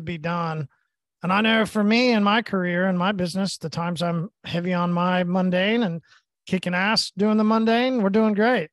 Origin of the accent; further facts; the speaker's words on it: Tulsa, Oklahoma, United States; I'm from Oklahoma and Tulsa.